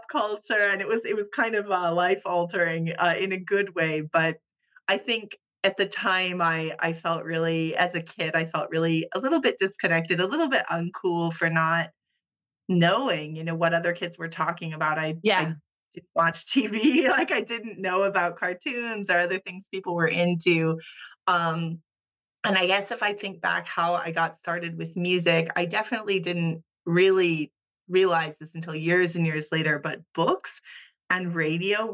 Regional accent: Hawaii, United States; moved away as an adult; also born or lived in Japan; now in Luxembourg; I was born and raised in Hawaii

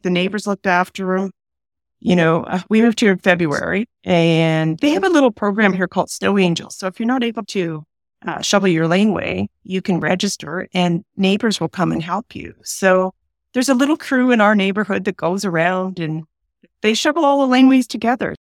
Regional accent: Peterborough, Ontario, Canada; also born or lived in Long Sault, Ontario; now in Strathroy, Canada; I was born in Peterborough, Ontario

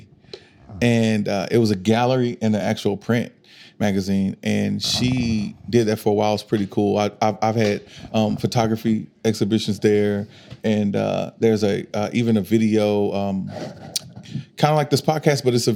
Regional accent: Arkansas, United States; moved away as an adult; now in Oklahoma City, United States; I'm from Arkansas, but I've been here for 5 years, going on six now

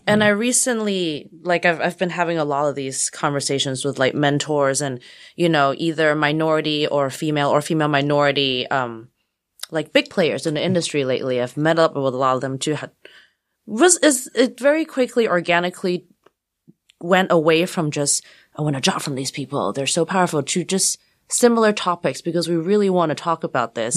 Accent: Hong Kong; moved away; also born or lived in Texas; I grew up mostly in Hong Kong before the handover

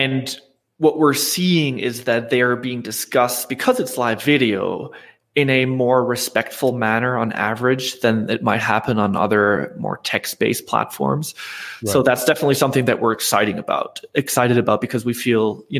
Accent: Germany; I'm from Germany, so I've been an entrepreneur in Europe

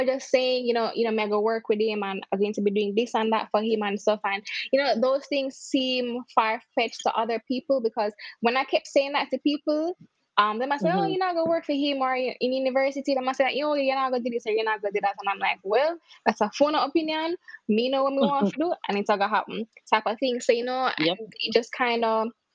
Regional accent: Mandeville, Manchester, Jamaica; moved away; also born or lived in Kingston, Jamaica; I'm from Mandeville, Manchester. That's a country in Jamaica. And then I moved to Kingston, which is the city.

